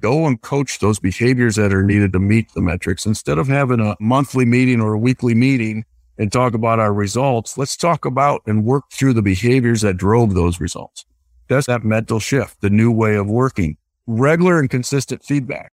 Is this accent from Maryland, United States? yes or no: no; Iowa, United States; I grew up in the Midwest. So I, I grew up in a small rural uh, community in the state of Iowa